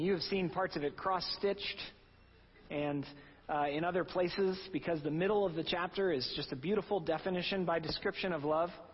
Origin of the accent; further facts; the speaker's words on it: Oklahoma, United States; now in New England, United States; I'm from Oklahoma. We do things a little differently there